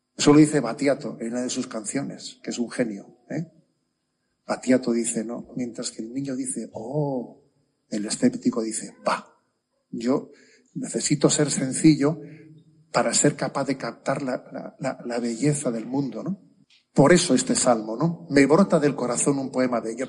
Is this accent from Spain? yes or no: yes; San Sebastián, Basque Country, Spain; soy de San Sebastián, ¿no? Y ahí en nuestro tiempo estudiábamos francés